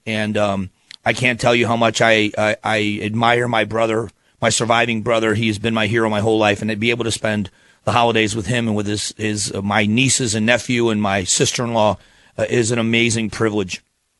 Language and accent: English; Phoenix, Arizona, United States; I'm from Phoenix, live in Phoenix, Arizona